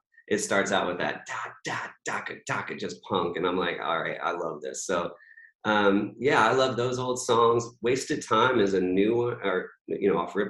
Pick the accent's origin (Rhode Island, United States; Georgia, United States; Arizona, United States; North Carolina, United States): North Carolina, United States; also born or lived in Virginia; I didn't grow up, you know, I grew up in North Carolina and Virginia, but like I never was like a hardcore country fan